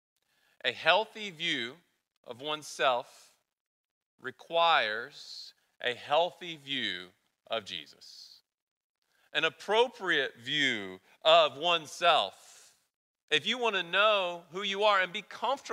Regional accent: the South, United States; accent: southern; My southern accent's going to come out

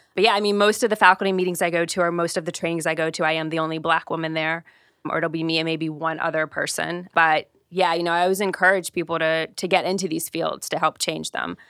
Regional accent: Ohio, United States; moved away; I'm originally from Ohio

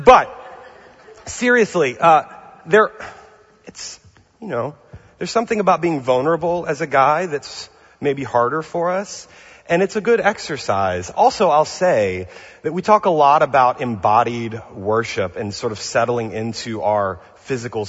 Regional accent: New Orleans, Louisiana, United States; now in Pasadena, United States; I'm from New Orleans, from the South

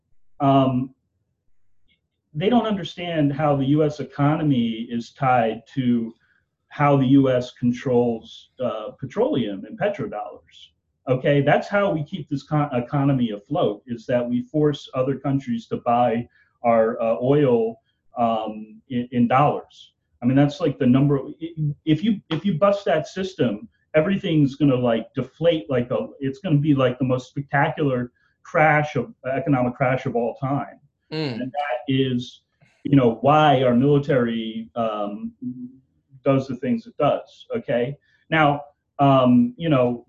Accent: United States; as an American citizen

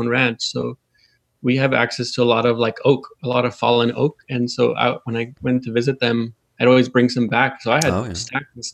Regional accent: Lebec, California, United States; now in Long Beach, United States; I grew up in a small town about 2 hours north of Long Beach, in a small mountain community called Lebec

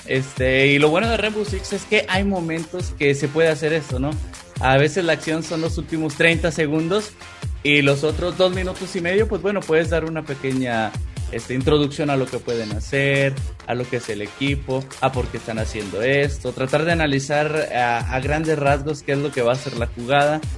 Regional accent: Coahuila, Mexico; now in Mexico City, Mexico; soy originario de Coahuila o sea viajé cambié mi residencia

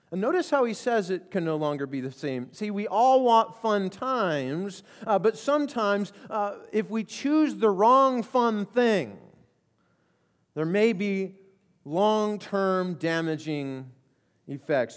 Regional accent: Colorado, United States; I grew up in Colorado

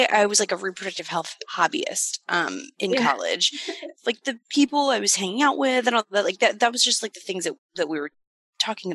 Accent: Austin, Texas, United States; I grew up in Texas, in Austin, but in suburbs of Austin that are in Williamson County

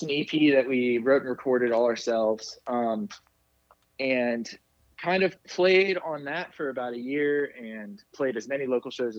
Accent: Richmond, Virginia, United States; we're all from Richmond, Virginia

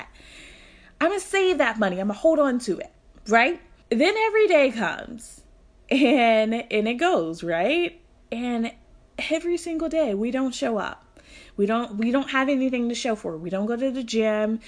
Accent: Louisville, Kentucky, United States; Louisville, Kentucky, which is my hometown.

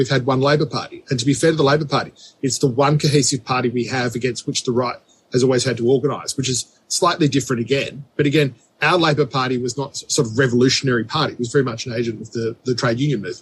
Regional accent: Australia; we are an English-speaking country

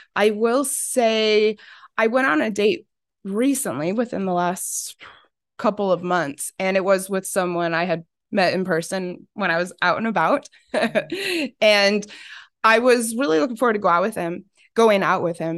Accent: Arizona, United States; growing up in Arizona

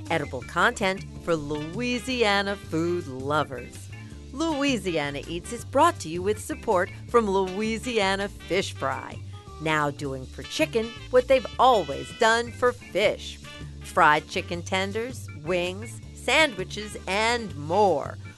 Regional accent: Istanbul, Turkey; English is a second language; moved away as an adult; also born or lived in Germany; now in Mandeville, United States; We are from Istanbul

